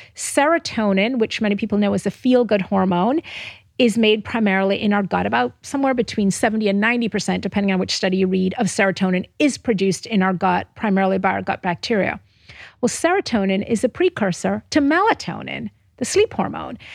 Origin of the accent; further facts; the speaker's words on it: Jamaica; moved away; Where I'm from Jamaica originally